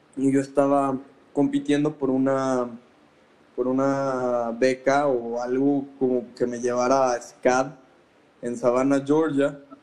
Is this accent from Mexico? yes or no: yes; Mexico; now in Guadalajara, Mexico; resido en la ciudad de Guadalajara, Jalisco, México, soy mexicano